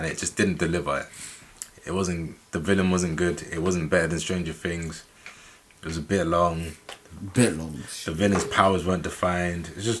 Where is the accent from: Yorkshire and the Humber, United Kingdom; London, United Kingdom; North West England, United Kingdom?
London, United Kingdom; we're from East London. Like, we grew up doing that in school.